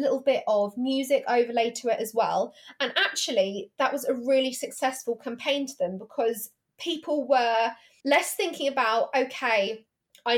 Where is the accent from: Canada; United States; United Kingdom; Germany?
United Kingdom; England; accent: posh English; the apparently posh English